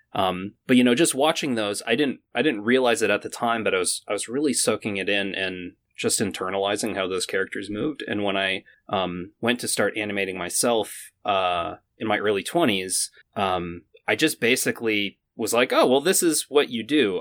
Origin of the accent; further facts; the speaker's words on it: Maine, United States; I'm from Maine.